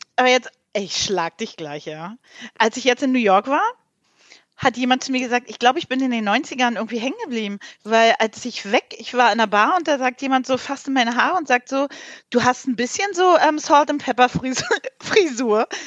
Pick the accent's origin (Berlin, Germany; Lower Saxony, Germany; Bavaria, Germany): Berlin, Germany; ich komme ja nicht aus dem Osten, aus dem Ostteil von Berlin